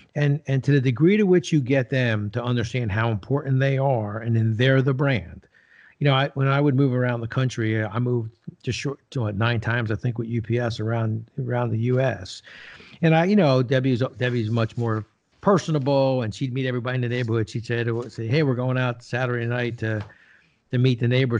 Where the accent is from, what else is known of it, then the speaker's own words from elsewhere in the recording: New Jersey, United States; I grew up in Jersey